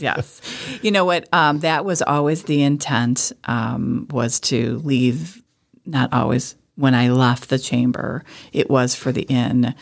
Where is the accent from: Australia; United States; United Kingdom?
United States; Wickliffe, Ohio; also born or lived in Chagrin Falls, Ohio; I grew up in Wycliffe